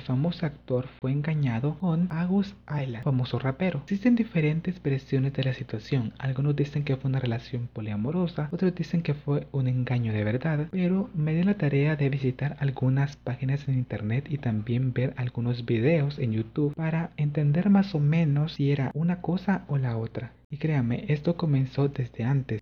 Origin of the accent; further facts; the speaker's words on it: El Salvador; soy salvadoreño